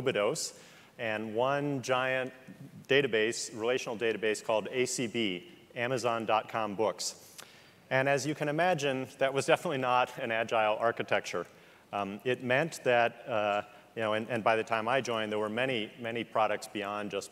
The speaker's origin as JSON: {"language": "English", "region": "Midwest", "country": "United States", "said": "I'm a Midwesterner"}